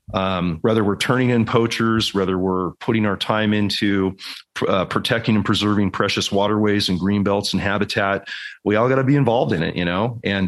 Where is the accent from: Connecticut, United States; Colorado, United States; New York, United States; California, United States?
California, United States; Silicon Valley; moved away; growing up in the creeks of the Silicon Valley where we grew up in California.